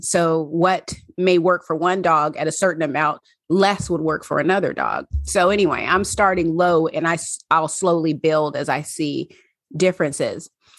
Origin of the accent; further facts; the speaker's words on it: Pacific Northwest, United States; accent: Southern; And my Southern accent came out and I was born and raised in the Pacific Northwest. So I only have a Southern accent occasionally.